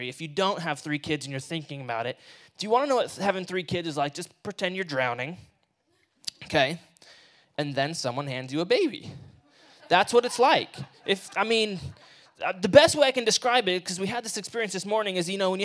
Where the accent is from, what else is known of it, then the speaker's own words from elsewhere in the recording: Washington, United States; also born or lived in Martinez, California; I'm from here. I'm from Washington